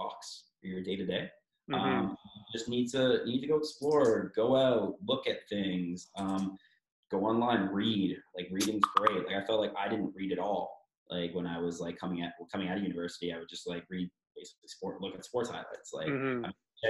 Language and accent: English; Toronto, Ontario, Canada; I'm from Toronto, born and bred.